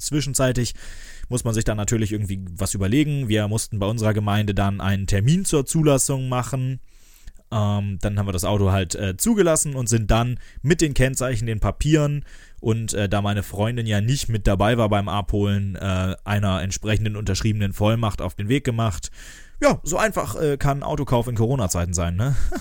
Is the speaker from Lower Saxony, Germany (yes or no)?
yes; Lower Saxony, Germany; bei uns in Niedersachsen